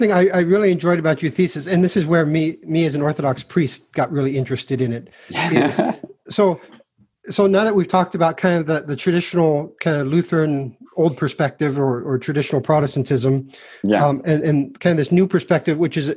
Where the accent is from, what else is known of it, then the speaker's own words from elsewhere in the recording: United States; as Americans, we've got our ID badge now that says we're American